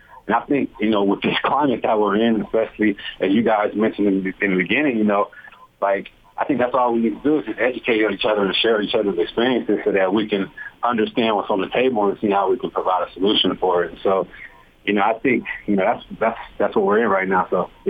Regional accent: California, United States; I'm coming from California. And so I'm like, nah, Utah can't have no bad areas.

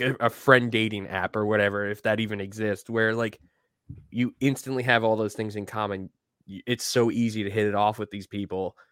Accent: Deer Park, New York, United States; now in Charlotte, United States; where I grew up in Deer Park

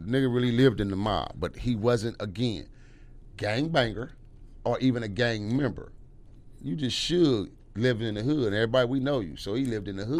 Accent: Los Angeles, California, United States; I'm from Watts

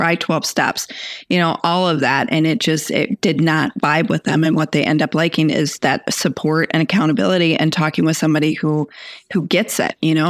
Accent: Texas, United States; I was born in Texas

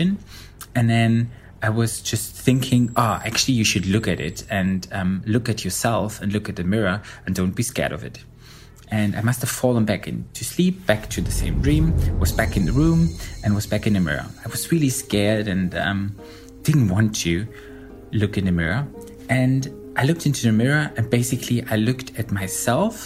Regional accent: Berlin, Germany; I'm 35 years old and I'm from Berlin, Germany

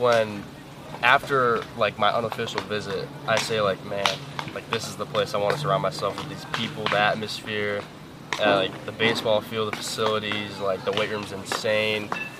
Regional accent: Chicago, Illinois, United States; I'm a kid from Chicago

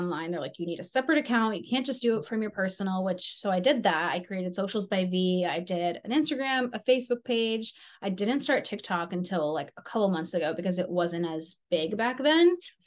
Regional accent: Cape Cod, Massachusetts, United States; also born or lived in Ukraine; It's on Cape Cod in Massachusetts. It's like a little vacation town.

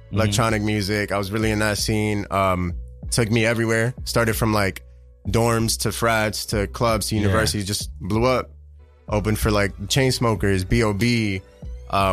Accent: New York City, New York, United States; I grew up on 170 in Webster

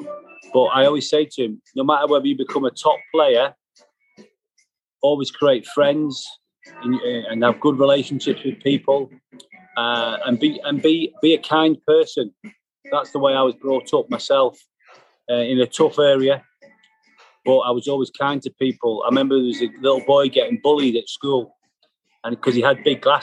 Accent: Liverpool, North West England, United Kingdom; also born or lived in Glasgow, Scotland; my hometown club, Liverpool

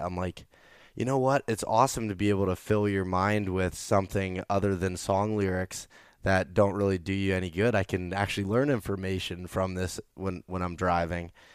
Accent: Pennsylvania, United States; I was from Pennsylvania.

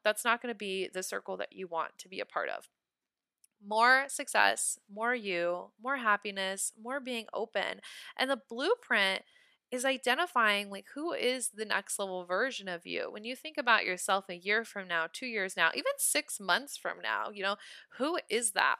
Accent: Nebraska, United States; I'm from Nebraska

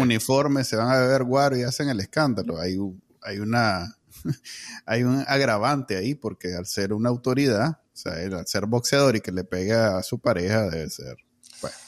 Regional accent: Nicaragua; moved away; Yo no salí de Nicaragua por una razón política

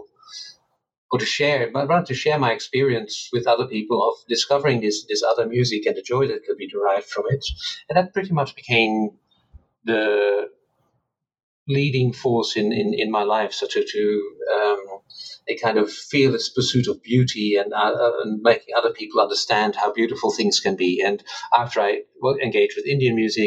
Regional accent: Netherlands; So I grew up in the Netherlands.

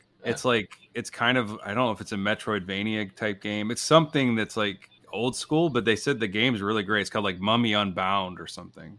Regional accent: United States; said that I was American.

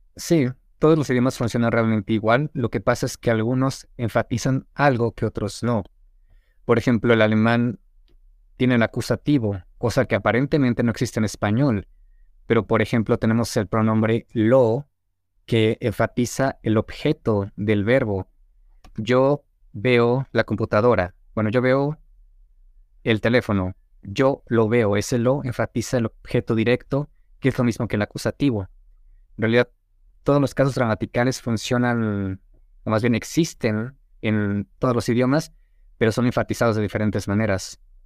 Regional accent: Toluca, State of Mexico, Mexico; first language Spanish; also born or lived in Tizapán / Mérida; yo nací en Ciudad de México, pero viví como menos de un año, o un año ahí, me mudé a Tizapán, que es como en la zona norte de la Ciudad de México, y a los ocho años me mudé a Toluca y básicamente ahí viví toda mi niñez

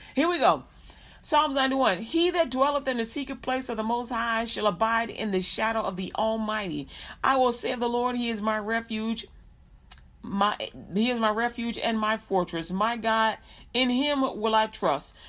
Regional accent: Chicago, Illinois, United States; I grew up in Chicago, Illinois

